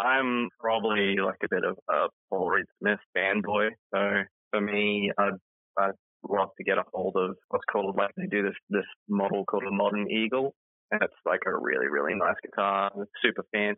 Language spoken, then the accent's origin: English; Innisfail, Queensland, Australia; my hometown, which is in Innisfail, part of Queensland